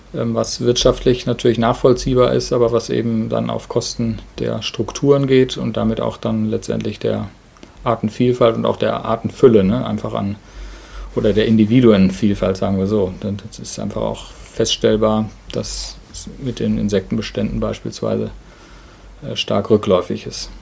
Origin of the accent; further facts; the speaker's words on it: Ruhr area, North Rhine-Westphalia, Germany; moved away as an adult; now in Dannenberg, Germany; Ich komme eigentlich aus dem Ruhrgebiet, sozusagen das krasse Gegenteil von hier.